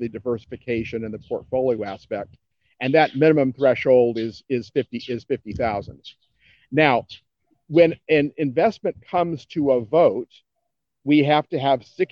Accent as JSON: {"language": "English", "town": "Cincinnati", "region": "Ohio", "country": "United States", "tie": "born or raised there", "said": "my hometown of Cincinnati"}